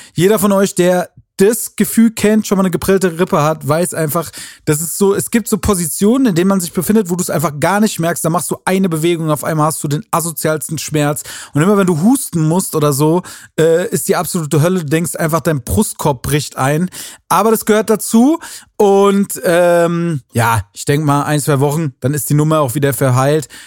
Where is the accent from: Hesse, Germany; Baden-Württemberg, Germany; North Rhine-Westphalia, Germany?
Hesse, Germany; Wiesbaden; Das ist in Wiesbaden, äh, in meiner Heimatstadt